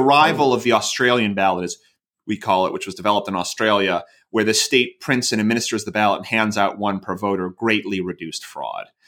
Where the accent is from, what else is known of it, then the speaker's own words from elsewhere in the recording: Royal Oak, Michigan, United States; moved away as an adult; also born or lived in St. Louis, Missouri / Chicago, Illinois / California; now in Iowa, United States; I grew up outside of Detroit in Royal Oak, Michigan